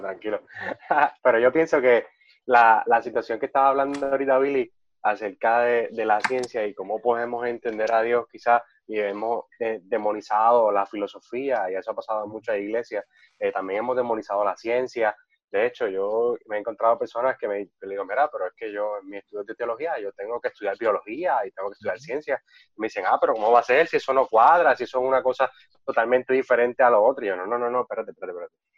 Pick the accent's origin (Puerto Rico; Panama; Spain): Puerto Rico; San Germán; soy de Germán